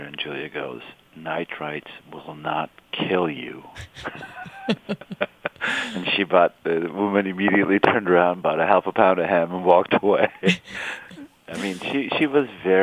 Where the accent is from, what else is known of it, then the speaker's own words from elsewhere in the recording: Istanbul, Turkey; moved away as an adult; also born or lived in California, United States; now in Boston, United States; I grew up in Istanbul